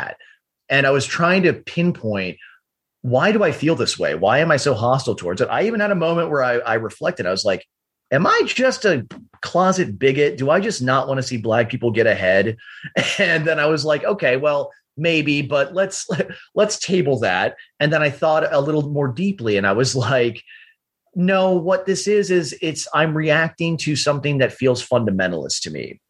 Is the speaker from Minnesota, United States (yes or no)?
yes; Minneapolis, Minnesota, United States; my hometown caught fire in June of 2020, Minneapolis